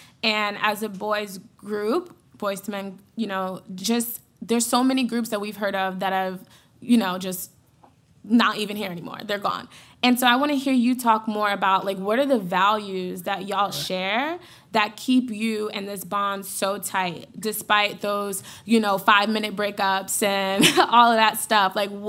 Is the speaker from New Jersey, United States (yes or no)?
no; Bronx, New York, United States; I'm from the Bronx, New York.